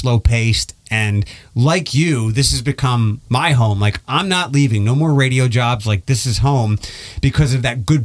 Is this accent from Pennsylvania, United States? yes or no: yes; Philadelphia, Pennsylvania, United States; moved away as an adult; also born or lived in Detroit; I'm originally from Philadelphia